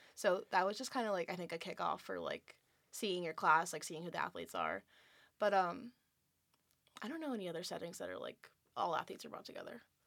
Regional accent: California, United States; moved away as an adult; I'm from California

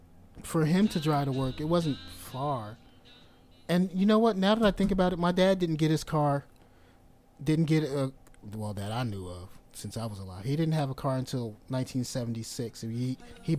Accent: New Jersey, United States; I grew up in New Jersey.

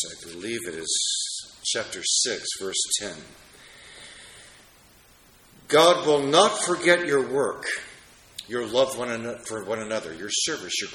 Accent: Washington, District of Columbia, United States; my hometown of Washington, D.C.

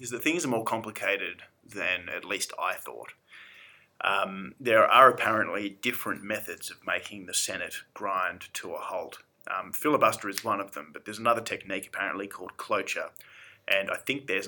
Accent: Australia; being Australian

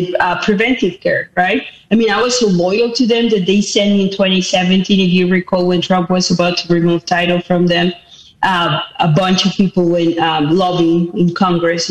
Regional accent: Mexico City, Mexico; moved away as an adult; now in United States; I was born in Mexico City. I moved to the United States when I was only 18 years of age

